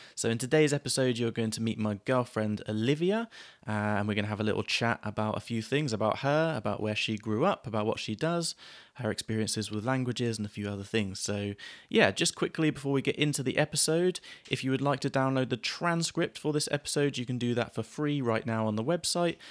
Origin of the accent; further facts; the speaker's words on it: Gosport, South East England, United Kingdom; moved away; growing up in Gosport